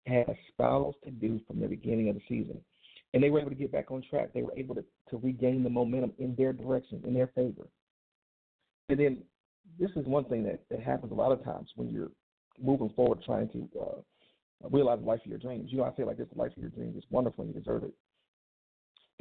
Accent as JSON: {"language": "English", "town": "Detroit", "region": "Michigan", "country": "United States", "said": "I'm from Detroit, Michigan"}